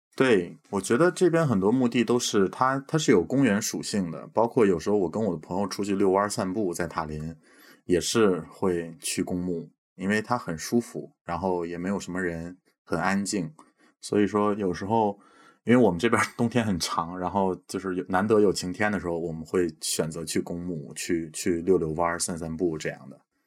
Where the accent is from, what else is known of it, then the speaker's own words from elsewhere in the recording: Beijing, China; moved away as an adult; now in Estonia; 我是北京长大的